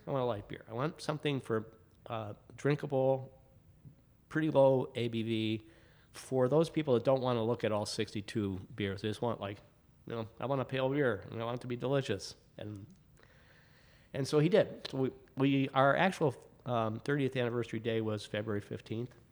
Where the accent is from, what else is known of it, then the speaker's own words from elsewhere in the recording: Michigan, United States; now in Chicago, United States; I'm from Michigan, so I was kind of, you know, uh, very proud of my local beer.